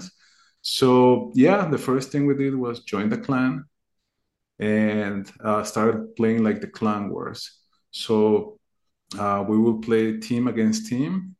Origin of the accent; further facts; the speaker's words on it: Mexico; I'm from Mexico